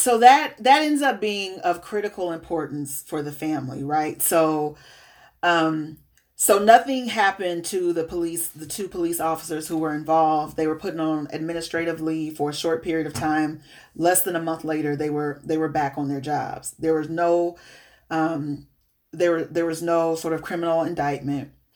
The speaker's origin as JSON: {"language": "English", "town": "Peoria", "region": "Illinois", "country": "United States", "tie": "born or raised there", "moved": "yes", "lives_now": "Minneapolis, United States", "said": "my hometown of Peoria, Illinois"}